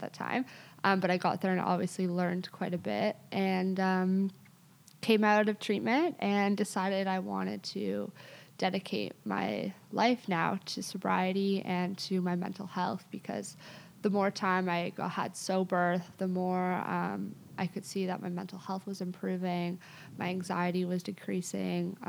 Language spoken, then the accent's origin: English; Toronto, Ontario, Canada; I grew up in Toronto